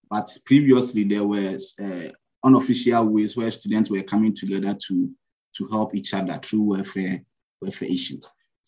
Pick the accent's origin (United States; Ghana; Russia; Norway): Ghana; moved away as an adult; now in Budapest, Hungary; I'm a Ghanaian, and I'm a PhD student at Corvinus University of Budapest, Hungary. I've been here for the past 2.5 years